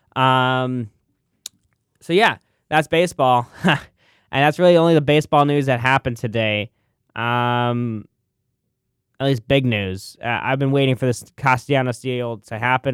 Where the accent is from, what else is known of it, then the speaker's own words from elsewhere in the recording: Arlington Heights, Illinois, United States; the Arlington Heights area where my hometown is